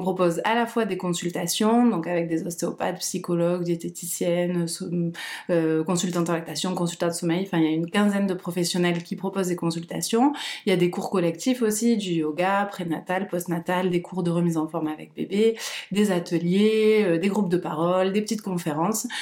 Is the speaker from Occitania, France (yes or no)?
yes; Perpignan, Occitania, France; also born or lived in Barcelona; now in Toulouse, France; je suis de Perpignan.